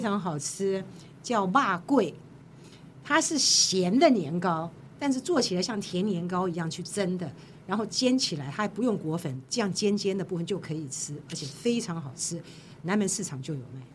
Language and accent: Chinese; Jiangsu-Zhejiang, China; 我是江浙人